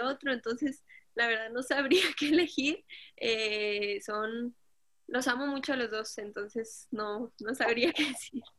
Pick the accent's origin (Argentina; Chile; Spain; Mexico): Mexico; born or raised there; also born or lived in Colombia